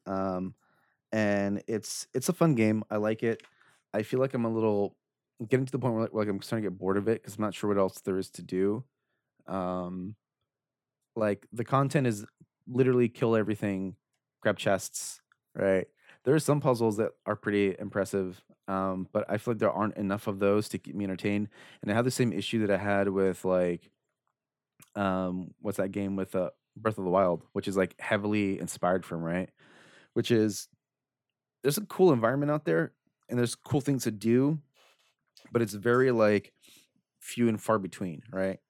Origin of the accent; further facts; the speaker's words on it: Orange County, California, United States; I'm from Orange County